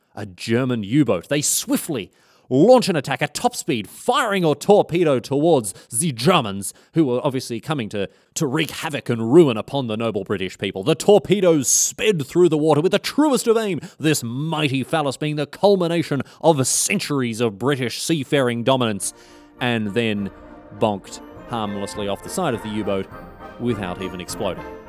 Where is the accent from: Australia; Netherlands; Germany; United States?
Australia; as an Australian